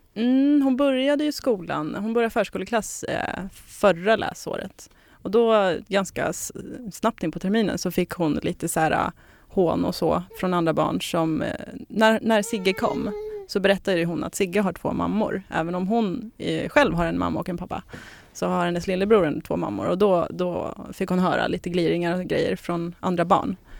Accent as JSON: {"language": "Swedish", "town": "Södertälje", "region": "Stockholm County", "country": "Sweden", "moved": "as an adult", "lives_now": "Trosa, Sweden", "said": "Södertälje är jag ifrån"}